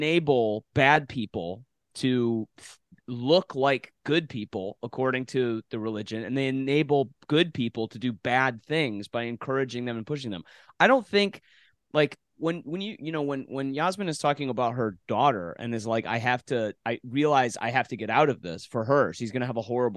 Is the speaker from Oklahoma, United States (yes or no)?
no; Detroit, Michigan, United States; I grew up in Metro Detroit